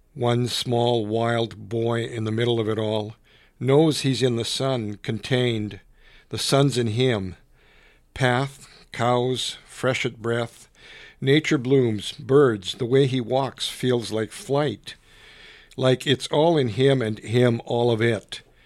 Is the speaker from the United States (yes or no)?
no; Canada; I grew up in a little island of French Canadians